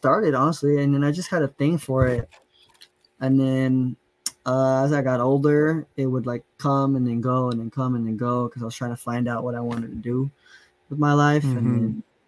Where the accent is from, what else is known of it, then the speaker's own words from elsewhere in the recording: San Bernardino, California, United States; also born or lived in Poway, San Diego / Los Angeles; Maybe till like I was eight or nine, I moved out to San Bernardino over here with my grandparents. And ever since then, I've been out here in San Bernardino, repping the IE